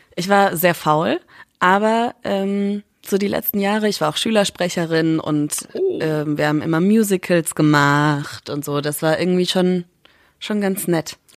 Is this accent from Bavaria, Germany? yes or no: yes; Schweinfurt, Bavaria, Germany; moved away; Ich komme ja aus Schweinfurt.